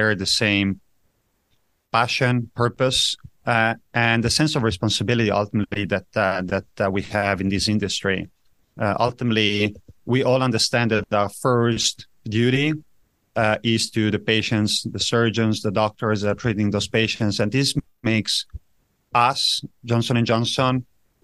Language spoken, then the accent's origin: English; Italian-speaking part, Ticino, Switzerland; also born or lived in Zurich; I grew up in Switzerland, in a very special place of Switzerland, in the south, where Italian is being spoken.